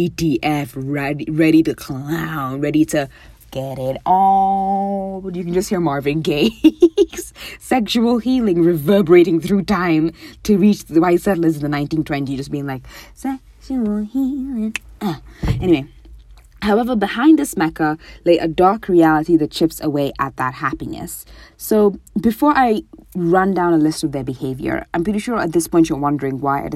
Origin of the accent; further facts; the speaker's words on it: Mombasa, Mombasa County, Kenya; I'm from Mombasa and Mombasa is genuinely sinking all the time.